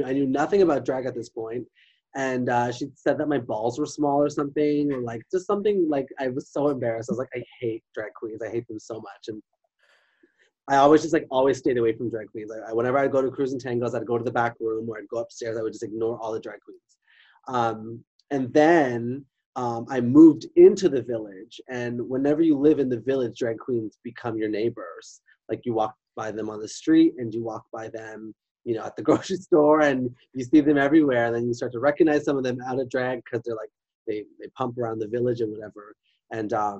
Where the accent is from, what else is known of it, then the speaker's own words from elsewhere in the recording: Whitby, Ontario, Canada; I'm a Whippy diva